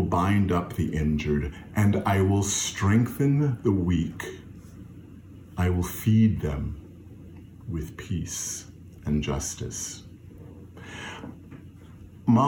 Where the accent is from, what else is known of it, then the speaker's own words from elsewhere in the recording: Fayetteville, North Carolina, United States; When I was growing up in Fayetteville, North Carolina, at New Bethel AME Zion Church